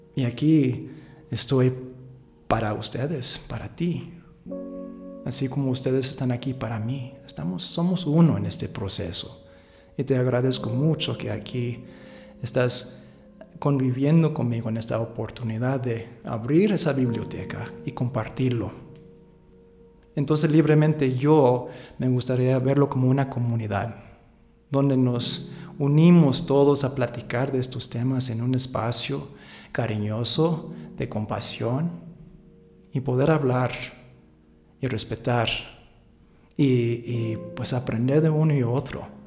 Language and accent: Spanish; San Francisco, California, United States; moved away as an adult; now in Aguascalientes, Mexico; yo pasé casi toda mi vida ahí en los Estados Unidos. Nací allá en San Francisco